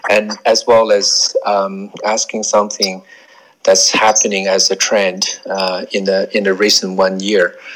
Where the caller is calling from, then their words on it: Australia; I uh, I'm speaking from